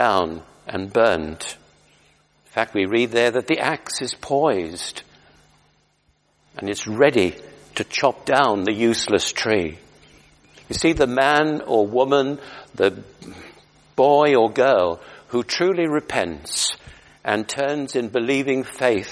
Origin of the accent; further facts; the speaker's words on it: United Kingdom; we're British